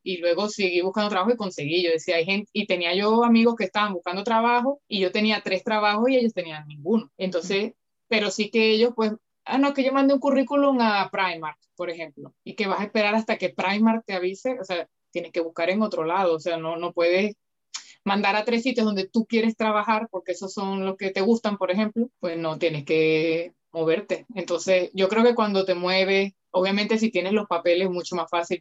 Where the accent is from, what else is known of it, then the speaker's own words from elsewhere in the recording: Valencia, Carabobo, Venezuela; moved away as an adult; also born or lived in Manchester, United Kingdom; now in Valencia, Spain; yo soy de Valencia, Venezuela, y vivo en Valencia, España